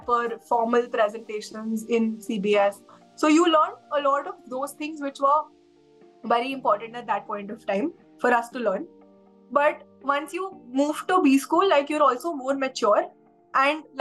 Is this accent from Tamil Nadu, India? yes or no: no; Delhi, India; moved away as an adult; also born or lived in Shillong; Since I'm from Delhi, my college was in Delhi